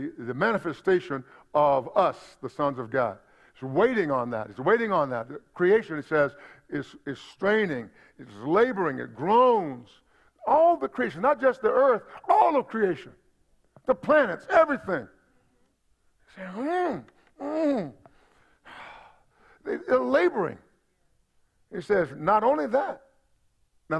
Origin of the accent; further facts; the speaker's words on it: United States; also born or lived in Middle East; as an American